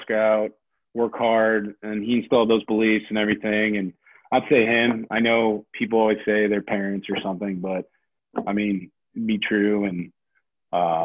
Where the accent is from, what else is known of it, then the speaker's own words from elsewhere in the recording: Cleveland, Ohio, United States; I grew up in Cleveland